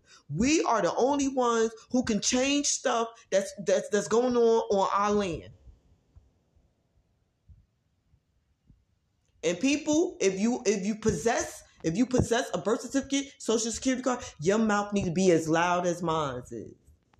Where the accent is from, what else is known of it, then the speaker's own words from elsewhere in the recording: Newark, New Jersey, United States; I was born in Newark, New Jersey